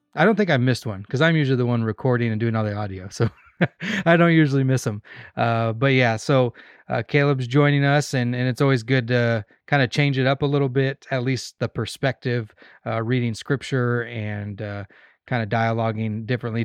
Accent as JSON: {"language": "English", "region": "Arizona", "country": "United States", "moved": "yes", "lives_now": "Kansas, United States", "said": "I am from Arizona"}